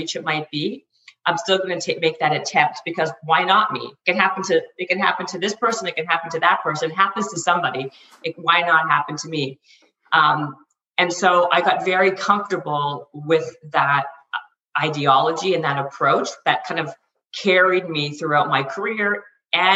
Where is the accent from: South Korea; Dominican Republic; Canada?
Canada; now in Los Angeles, United States